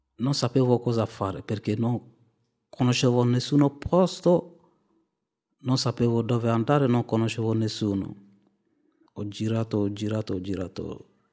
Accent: Mali; moved away as an adult; now in Italy; vengo dal Mali

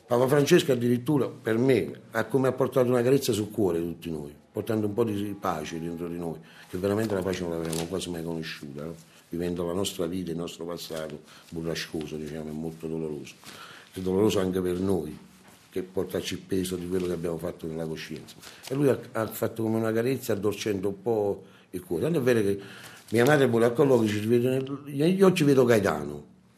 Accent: Naples, Campania, Italy; A Napoli, io sono napoletano

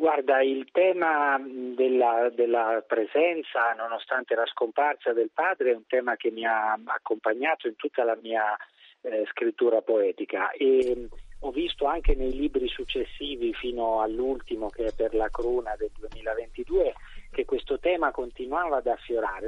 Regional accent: Sansepolcro, Tuscany, Italy; io vengo da San Sepolcro mm-hmm. e ho ammirato da, fin da bambino la resurrezione di Piero della Francesca

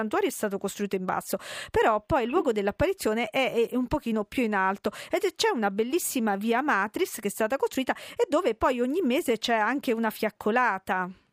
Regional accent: Campobasso, Molise, Italy; io sono di Campobasso, sono molisana

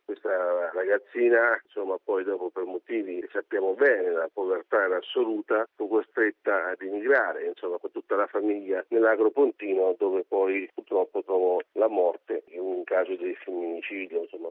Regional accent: Corinaldo, Marche, Italy; impegno nei confronti del mio paese nell'ambito dell'associazione

